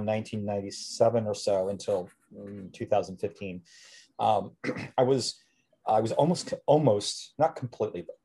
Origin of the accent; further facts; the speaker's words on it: Wisconsin, United States; I was born in a small town in Wisconsin